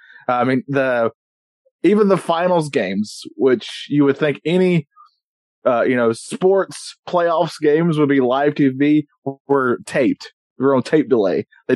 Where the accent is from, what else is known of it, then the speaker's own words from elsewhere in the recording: North Carolina, United States; I'm from North Carolina.